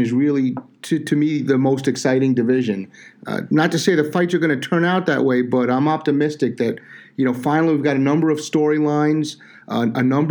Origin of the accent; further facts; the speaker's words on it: New York City, New York, United States; I grew up in Staten Island, New York